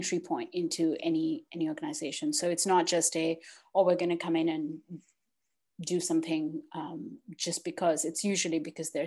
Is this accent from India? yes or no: no; Pakistan; moved away; also born or lived in United States / Netherlands / Australia; I was born in Pakistan, I've lived in the US